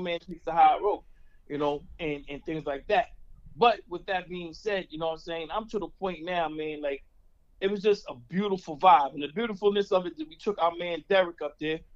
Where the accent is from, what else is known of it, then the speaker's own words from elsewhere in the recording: New York City, New York, United States; moved away; I'm from the Bronx.